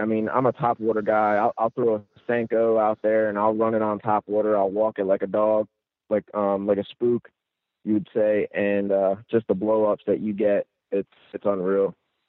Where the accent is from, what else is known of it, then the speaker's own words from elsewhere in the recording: Central New Jersey, United States; moved away as an adult; now in Florida, United States; I'm originally from New Jersey, Central Jersey, and I moved down to Florida 5 years ago. I grew up saltwater fishing for fluke, flounder, bluefish, shark, river trout fishing upstate New York.